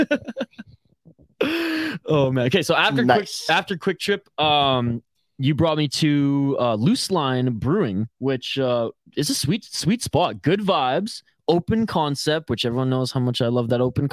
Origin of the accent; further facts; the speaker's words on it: Vancouver Island, British Columbia, Canada; I'm from Vancouver Island, the hipster fucking capital